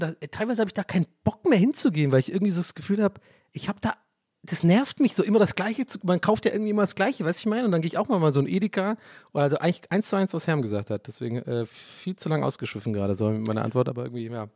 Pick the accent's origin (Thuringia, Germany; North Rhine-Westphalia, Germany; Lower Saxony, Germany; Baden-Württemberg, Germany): Baden-Württemberg, Germany; Tübingen; also born or lived in Prenzlauer Berg, Berlin; now in Berlin, Germany; in Richtung so Tübingen, wo ich aufgewachsen bin